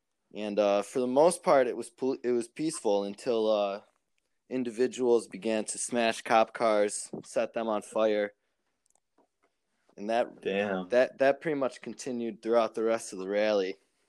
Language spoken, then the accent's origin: English; Rochester, New York, United States; I'm from Rochester, New York, which is upstate region of New York, about 7 hours away from New York City. We're a city of about 208,000 people.